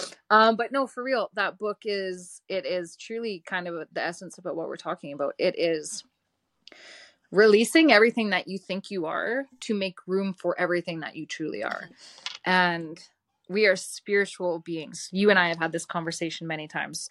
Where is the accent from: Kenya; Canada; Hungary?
Canada; Didsbury, Alberta; I grew up in Didsbury, Alberta.